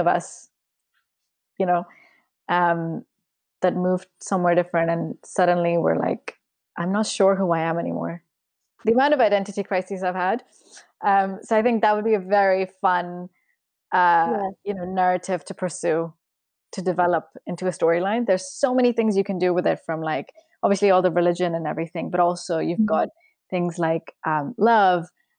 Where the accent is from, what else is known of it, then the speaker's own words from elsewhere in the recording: Pakistan; moved away as an adult; now in England, United Kingdom; I moved to England when I was 18. So I was already, you know, I'm born and brought up in Pakistan. I had the accent.